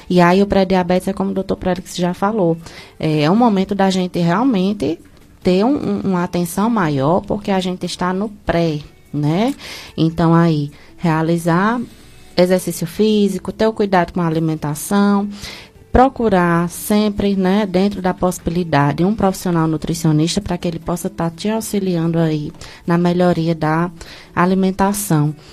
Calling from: Milagres, Ceará, Brazil; Hum, bom dia, eu sou aqui de Milagres.

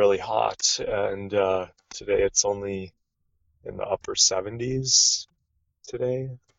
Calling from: Oregon, United States; Southern Oregon, and it's super nice out here today.

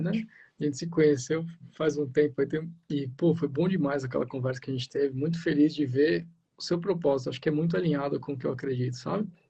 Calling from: Ubatuba, São Paulo, Brazil; eu falo de Batuba, né? São Paulo, litoral norte de São Paulo aqui

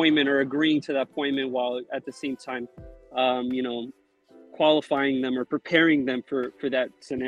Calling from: California, United States; Central Valley, California.

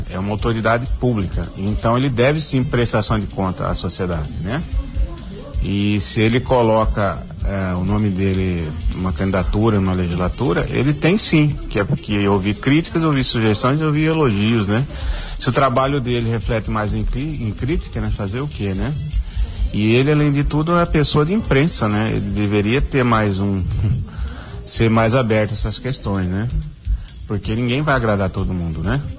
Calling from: Várzea Grande, Mato Grosso, Brazil; sou aqui de Vazia Grande.

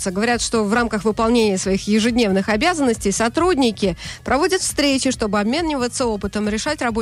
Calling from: Moscow, Russia; Из Москвы.

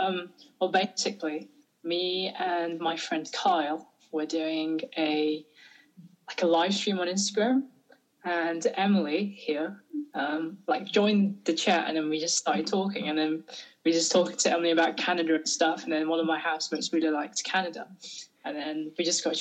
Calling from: Nottingham, East Midlands, United Kingdom; I'm calling you from Nottingham, England.

